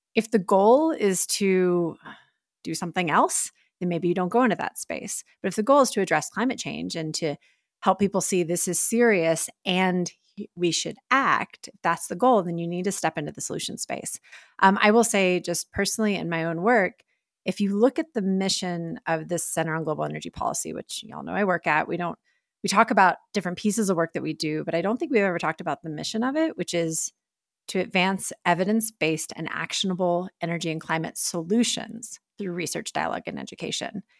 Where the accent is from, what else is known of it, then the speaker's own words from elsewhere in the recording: Texas, United States; moved away; my home state in Texas